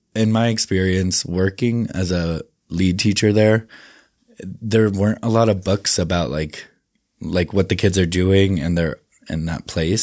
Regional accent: Indianapolis, Indiana, United States; born or raised there; also born or lived in South Dakota; now in Salt Lake City, United States

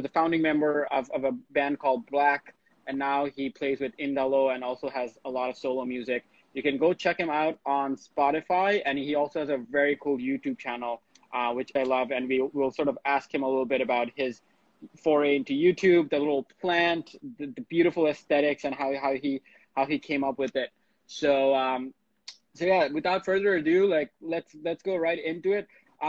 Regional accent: Bangladesh; moved away; I grew up in Bangladesh

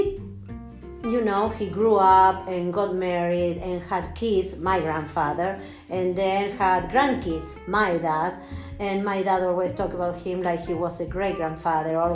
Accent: Argentina; we are from Argentina

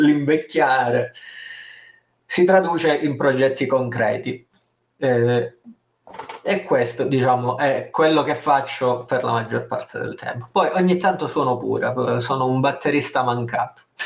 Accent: Calabria, Italy; io sono calabrese se non si fosse capito dal mio accento svedese

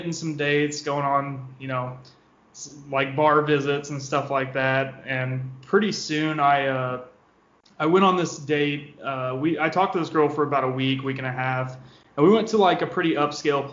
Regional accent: Southeast Missouri, United States; moved away as an adult; now in St. Louis, United States; I'm originally from Southeast Missouri

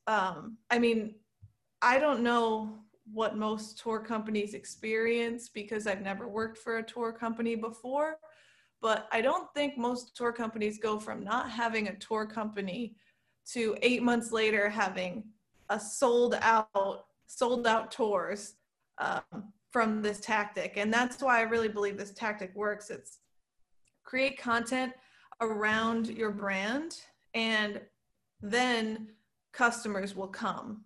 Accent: Saratoga Springs, New York, United States; now in New York City, United States; I grew up in a town three hours from New York City called Saratoga Springs, and then I moved to New York City when I was eighteen

